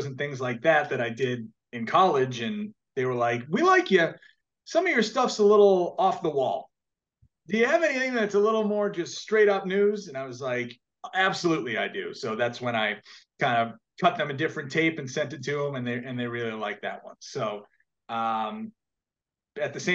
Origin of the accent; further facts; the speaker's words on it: Marshfield, Massachusetts, United States; moved away as an adult; also born or lived in Corpus Christi, Texas; now in Providence, United States; my hometown in Marshfield, Massachusetts